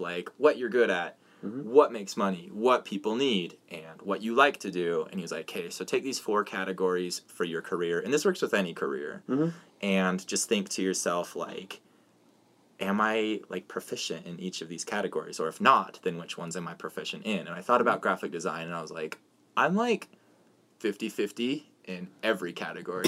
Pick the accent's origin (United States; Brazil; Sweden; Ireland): United States; Hyde Park, Utah; I moved here when I was 12 years old